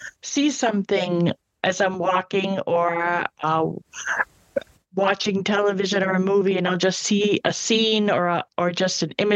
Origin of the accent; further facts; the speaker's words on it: Massachusetts, United States; moved away as an adult; now in Florida, United States; I'm from Massachusetts in New England, and I now live in Florida